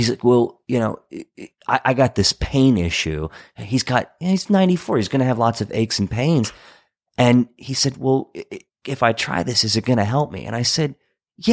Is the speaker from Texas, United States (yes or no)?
no; Hagerstown, Maryland, United States; places like where I grew up in Hagerstown, they have an opioid problem